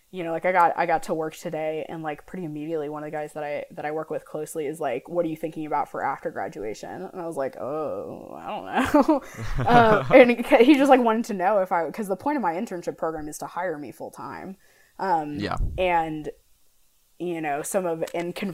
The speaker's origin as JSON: {"language": "English", "town": "St. Louis", "region": "Missouri", "country": "United States", "also_born_or_lived": "Lawrence, Kansas", "moved": "as an adult", "said": "we're both from St. Louis"}